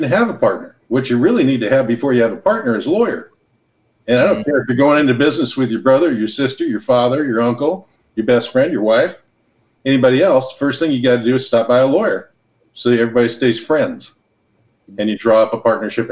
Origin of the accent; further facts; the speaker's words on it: Los Angeles, California, United States; moved away; also born or lived in Hawaii; I grew up in Los Angeles and Hawaii